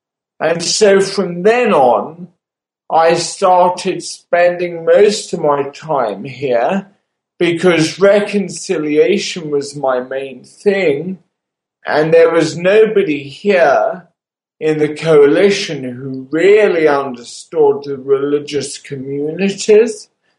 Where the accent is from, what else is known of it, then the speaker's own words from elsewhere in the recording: London, United Kingdom; moved away as an adult; also born or lived in Kent; now in Baghdad, Iraq; I grew up in London. I moved to the suburbs of Kent when I was slightly older and went to school there. When I left school, I went to London and I did medical studies at St. Thomas's Hospital, London.